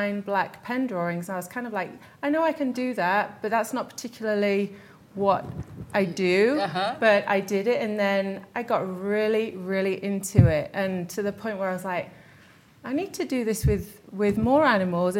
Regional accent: Derby, East Midlands, United Kingdom; moved away as an adult; now in Salt Lake City, United States; I'm from England. I was born in Derby, in the center of England

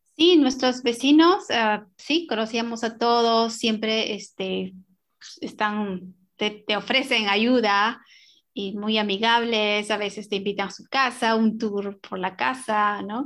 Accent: Peru; moved away as an adult; also born or lived in New York, United States; now in Bloomington, United States; yo soy peruana, yo soy, y nací en los Andes peruanos

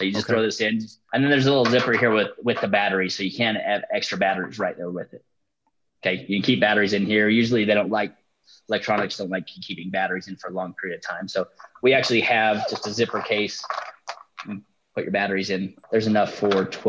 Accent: Utah, United States; I'm from Utah.

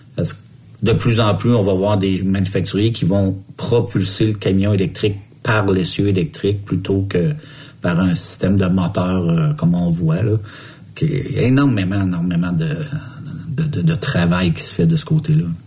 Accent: Montreal, Quebec, Canada; je viens de Montréal moi aussi

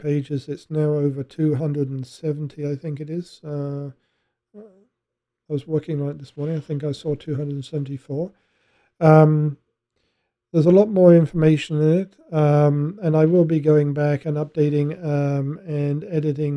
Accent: England, United Kingdom; I'm English

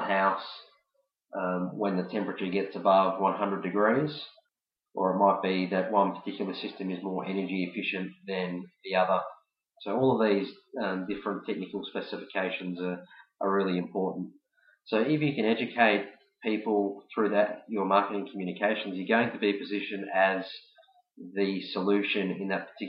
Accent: Melbourne, Victoria, Australia; I'm from Melbourne, Australia

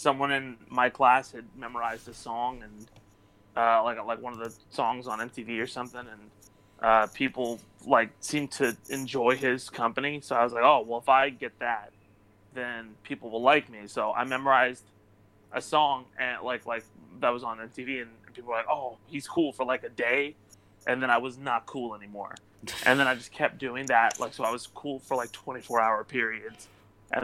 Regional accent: Irvine, California, United States; I grew up in Irvine, in Orange County

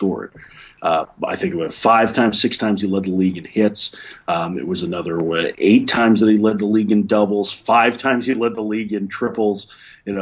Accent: Chicago, Illinois, United States; I grew up in the Midwest. I grew up in Chicago

